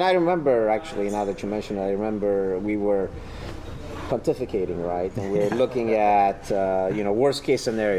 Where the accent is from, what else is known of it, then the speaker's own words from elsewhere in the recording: Ethiopia; also born or lived in Germany; now in United States; I'm originally from Ethiopia, went to school in Germany